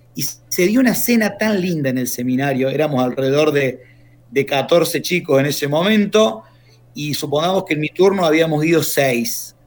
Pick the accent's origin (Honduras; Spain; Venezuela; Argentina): Argentina; Córdoba; moved away as an adult; also born or lived in Buenos Aires; now in Sarmiento, Argentina; yo soy del interior, soy de Córdoba